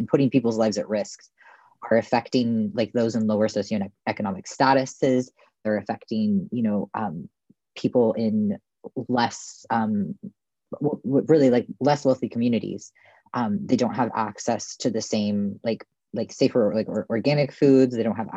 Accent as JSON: {"language": "English", "region": "Oregon", "country": "United States", "tie": "born or raised there", "said": "I've lived in Oregon my whole life"}